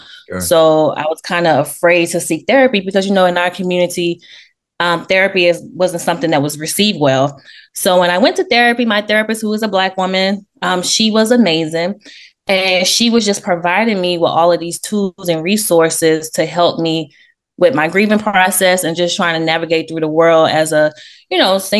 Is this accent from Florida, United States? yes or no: no; Memphis, Tennessee, United States; moved away as an adult; also born or lived in New York; I was born in New York, raised in Memphis, Tennessee